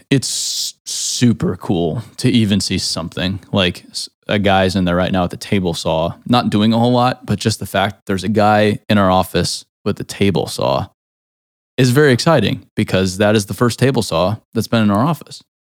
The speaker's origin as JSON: {"language": "English", "region": "Arizona", "country": "United States", "tie": "born or raised there", "moved": "yes", "lives_now": "Nashville, United States", "said": "I grew up in Arizona"}